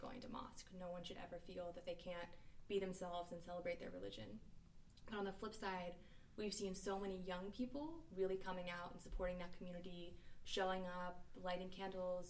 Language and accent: English; East Coast, United States; now in San Francisco Bay Area, United States; I'm from the East Coast, so I don't live near my family.